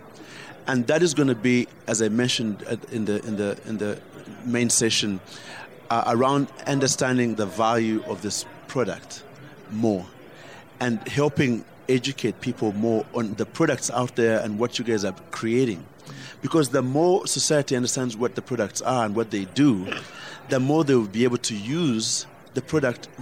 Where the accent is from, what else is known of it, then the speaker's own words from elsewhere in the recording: Uganda; I fought back as a Ugandan